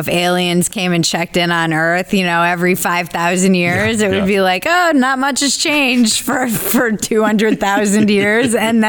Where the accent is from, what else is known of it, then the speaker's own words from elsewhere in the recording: New England, United States; moved away; also born or lived in Los Angeles, California; my hometown, where it's a small New England village